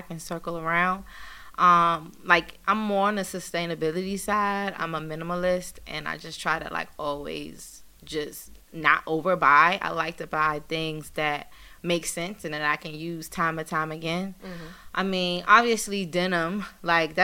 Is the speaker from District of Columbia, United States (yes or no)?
yes; Washington, District of Columbia, United States; now in New York, United States; I'm originally from Washington, D.C. That's where my parents are from. That's where I was born and raised.